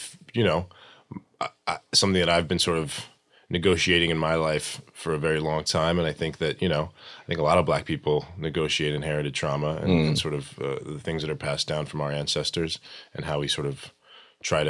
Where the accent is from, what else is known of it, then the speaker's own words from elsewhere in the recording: Arizona, United States; also born or lived in Saudi Arabia / Greece / Ohio; I was born in Arizona, and then my family moved overseas to Saudi Arabia and Greece when I was a kid. For about 5 or 6 years, and we moved back to Arizona when I was about 6.